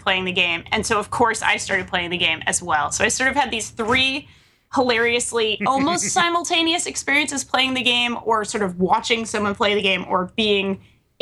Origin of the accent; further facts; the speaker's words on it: Rhode Island, United States; I'm from Rhode Island